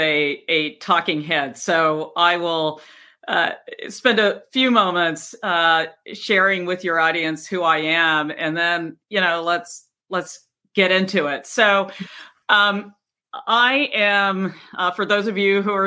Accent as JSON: {"language": "English", "region": "Virginia", "country": "United States", "tie": "born or raised there", "also_born_or_lived": "Washington, D.C.", "said": "as a little kid, we moved from Washington, D.C. to segregated Virginia"}